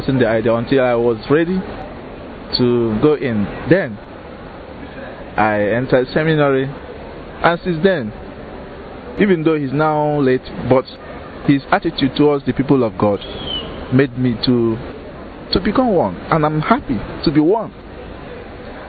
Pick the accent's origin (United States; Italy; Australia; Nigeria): Nigeria; I am from Fanita Archdiocese in Nigeria